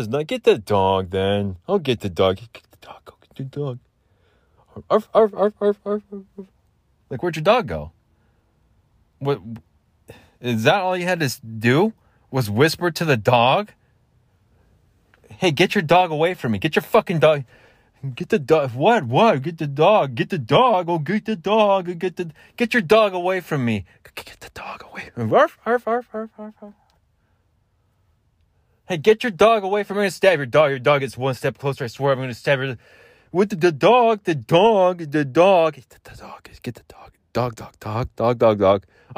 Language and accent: English; Southwestern United States, United States; I'm not Southern. I'm not from the South. I'm Southwestern, I guess you could say.